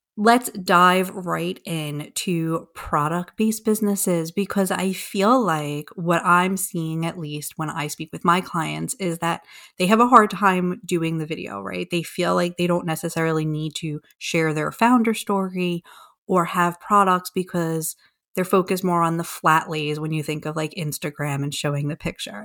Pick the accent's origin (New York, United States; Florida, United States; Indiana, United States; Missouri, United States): New York, United States; I am from New York